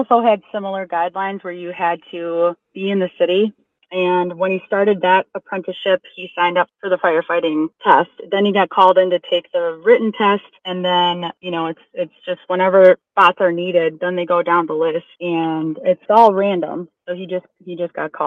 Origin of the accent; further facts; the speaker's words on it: Wisconsin, United States; now in Chicago, United States; I'm from Wisconsin